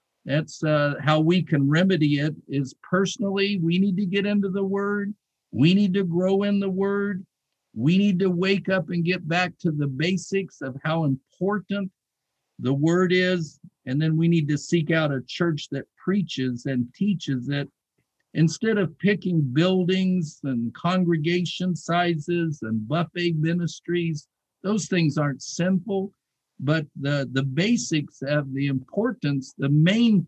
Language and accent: English; Tucson, Arizona, United States; as a young boy growing up in Tucson, Arizona